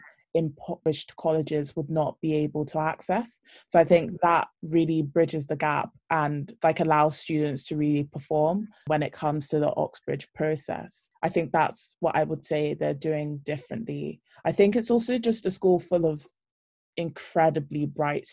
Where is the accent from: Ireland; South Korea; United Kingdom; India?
United Kingdom; London; I'm from East London, Borough of Newham, which is one of the most impoverished in the UK. I went to a state comprehensive